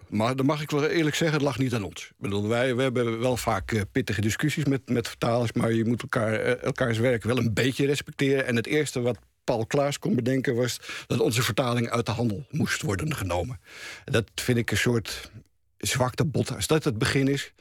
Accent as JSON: {"language": "Dutch", "town": "Amsterdam", "region": "North Holland", "country": "Netherlands", "tie": "born or raised there", "said": "maar wij waren plotseling Amsterdammers."}